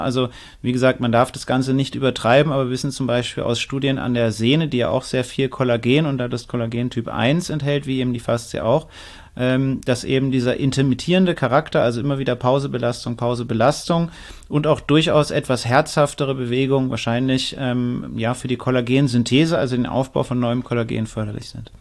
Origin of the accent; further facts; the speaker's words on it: Northern Germany, Germany; also born or lived in Frankfurt; now in Klagenfurt, Austria; Ich bin eigentlich Norddeutscher, dann, das ist schon ein anderer Schnack, wie wir sagen